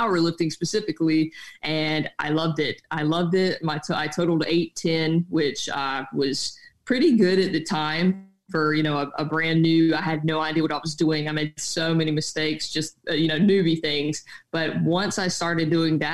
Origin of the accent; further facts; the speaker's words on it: South Carolina, United States; I grew up in South Carolina, so I'm from a family where physical labor is kind of just part of the duty